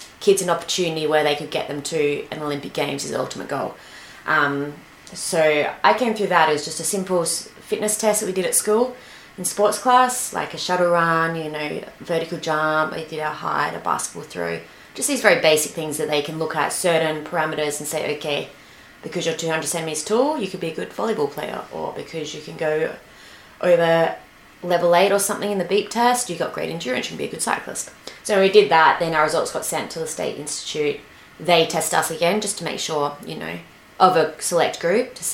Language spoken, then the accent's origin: English; Adelaide, South Australia, Australia; moved away; I grew up in Adelaide, South Australia